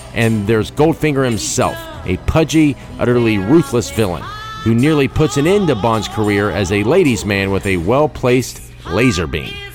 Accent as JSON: {"language": "English", "country": "United States", "said": "as an American"}